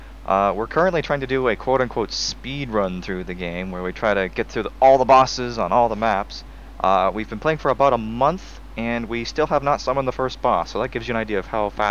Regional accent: Canada; I'm from Canada. I'm the new kid in town.

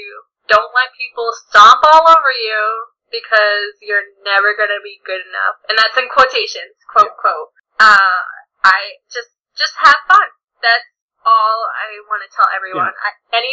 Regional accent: Massachusetts, United States; born or raised there

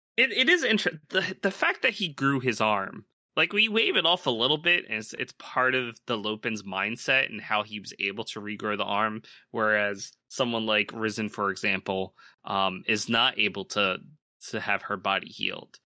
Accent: Philadelphia, Pennsylvania, United States; I'm from Philly. I could say yo.

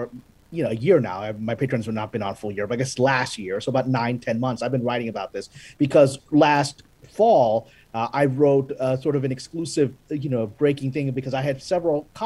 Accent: Pakistan; now in United States; I'm Pakistani. I was born in Pakistan, Pakistani American

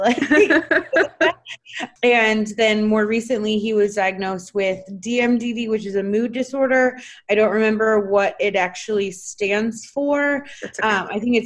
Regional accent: Washington, United States; now in Texas, United States; my home state of Washington

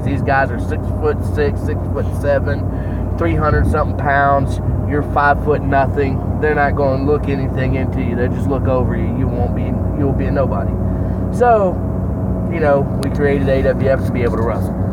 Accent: Harlem, Georgia, United States; also born or lived in Augusta, Georgia / Grovetown, Georgia; we're freaking from Augusta, Georgia, or Harlem, Georgia

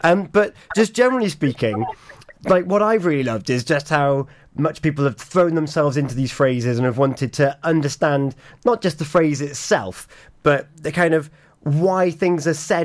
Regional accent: Pembrokeshire, Wales, United Kingdom; I'm from an English-speaking part of Pembrokeshire

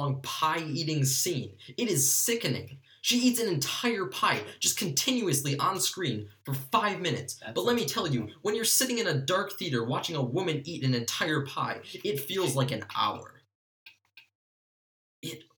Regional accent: Milwaukee, Wisconsin, United States; we're from Milwaukee.

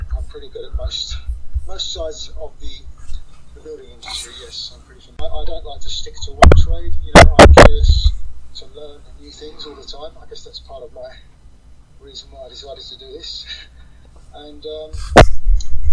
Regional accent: Sussex, South East England, United Kingdom; I'm from Sussex in the UK.

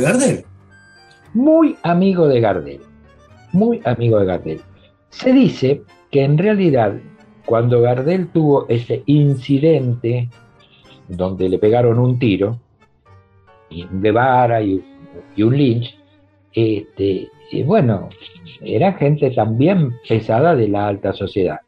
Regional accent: Avellaneda, Buenos Aires Province, Argentina; para nosotros no somos porteños, somos de Avellaneda

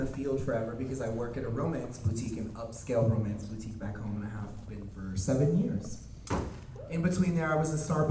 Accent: Deep South, United States; I grew up in the Deep South

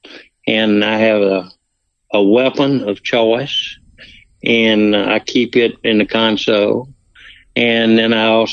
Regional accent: Tocopola, Mississippi, United States; also born or lived in Water Valley; When I was growing up in Takapola, my daddy had a farm, a cattle ranch

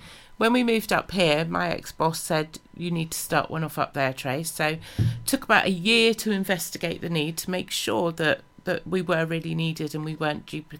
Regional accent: Southampton, South East England, United Kingdom; moved away as an adult; now in Pembrokeshire, United Kingdom; originally we're from Southampton

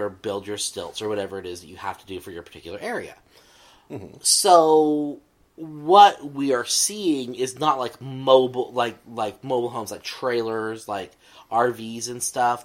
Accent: central Texas, United States; I grew up in Texas, in central Texas, in the hill country

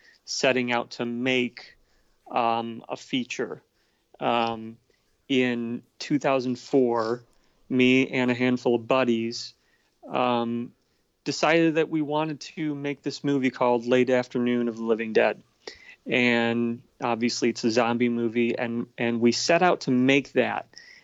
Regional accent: Streator, Illinois, United States; also born or lived in Bloomington-Normal, Illinois; when I was a kid, I grew up in Streeter, Illinois

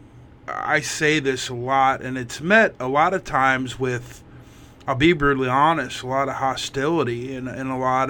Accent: Missouri, United States; I grew up in Missouri

